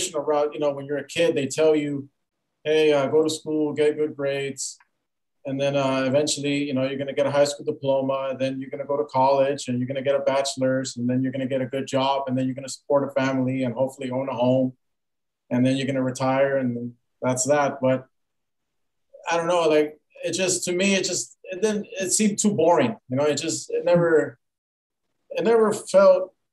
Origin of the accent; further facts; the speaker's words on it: Los Angeles, California, United States; moved away; I was born and raised in Pacoima.